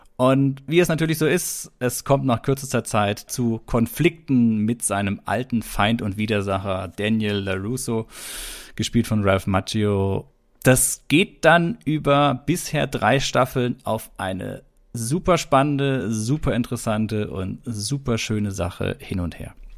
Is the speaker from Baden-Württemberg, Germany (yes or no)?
yes; Stuttgart, Baden-Württemberg, Germany; Stuttgart, also ist ja die Gegend, wo ich herkomme.